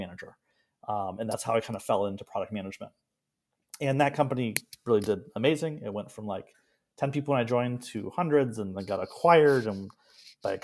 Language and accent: English; Ann Arbor, Michigan, United States; moved away as an adult; also born or lived in Portland, Oregon / San Francisco; I grew up in Ann Arbor, many generations of University of Michigan.